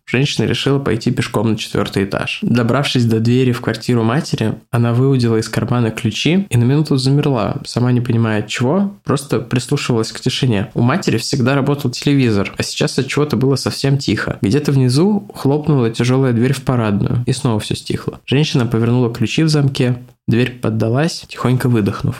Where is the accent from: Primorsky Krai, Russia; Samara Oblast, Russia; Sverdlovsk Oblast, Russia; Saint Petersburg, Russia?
Saint Petersburg, Russia; Я родился и вырос в Озерках